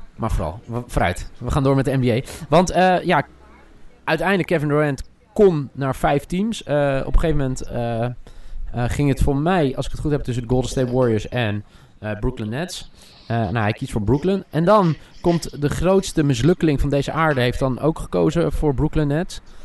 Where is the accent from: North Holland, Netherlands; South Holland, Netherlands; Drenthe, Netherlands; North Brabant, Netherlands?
South Holland, Netherlands; Alphen aan de Rijn; opgroeiend in Alphen aan de Rijn